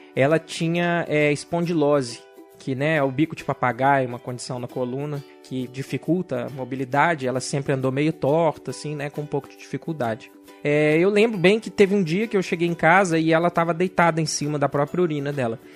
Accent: Belo Horizonte, Minas Gerais, Brazil; eu sou de Belo Horizonte

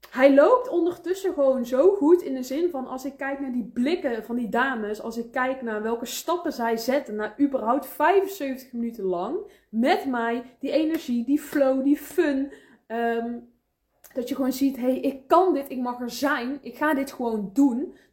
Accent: 's-Hertogenbosch, North Brabant, Netherlands; ik kom uit Den Bosch. Ik kom uit Noord-Brabant, dus je bent van harte welkom, schat.

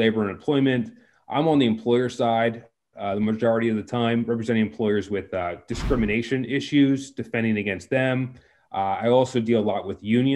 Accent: Maryland, United States; moved away as an adult; also born or lived in Baltimore, Maryland / Harrisburg, Pennsylvania; I'm from Maryland originally. I grew up there in the sticks

